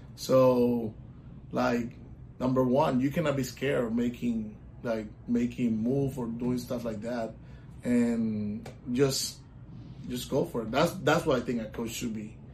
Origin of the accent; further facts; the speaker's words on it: Puerto Rico; moved away as an adult; now in Orlando, United States; I'm, I'm from Puerto Rico. I was born and raised in Puerto Rico. I moved to Orlando when I was 25 years old